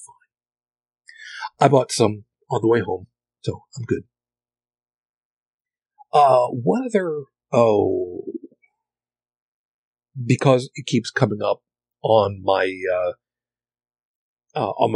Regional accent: outside of New York City, United States; I grew up outside of New York City, so through the 70s, through the 80s

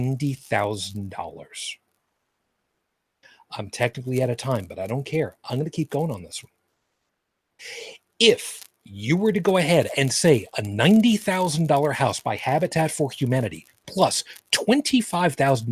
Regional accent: Long Island, New York, United States; where I grew up on Long Island, we had a third of an acre

